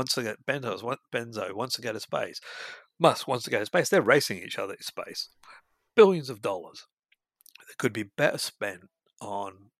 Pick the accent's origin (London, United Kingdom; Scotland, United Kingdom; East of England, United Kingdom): Scotland, United Kingdom; moved away; we come from Scotland, we come from a poor background